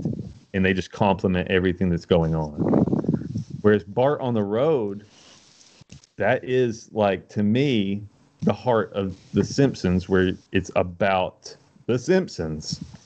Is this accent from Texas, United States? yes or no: no; Knoxville, Tennessee, United States; I'm from Knoxville